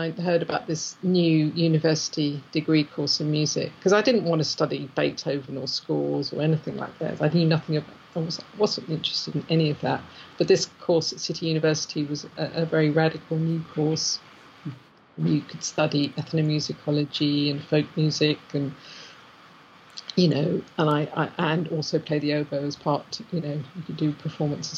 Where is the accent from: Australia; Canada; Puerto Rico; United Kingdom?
United Kingdom; England; also born or lived in San Diego; San Diego in 1976, you know, being English was a real rarity